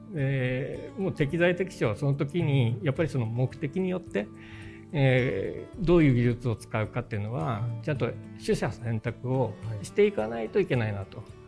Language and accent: Japanese; Aomori, Japan; 私あの、えー、青森出身なんですけど